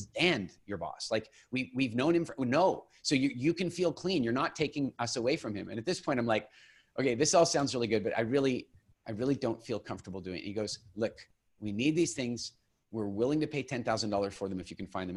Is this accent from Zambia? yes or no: no; Eastern Canada, Canada; moved away as an adult; also born or lived in England; I grew up in Eastern Canada